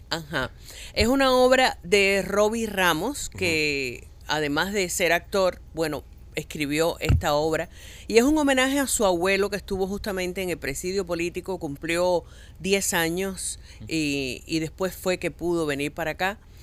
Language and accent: Spanish; Cuba; now in Miami, United States; Los únicos que somos cubanos, cubanos, somos Héctor, eh, Ariel y yo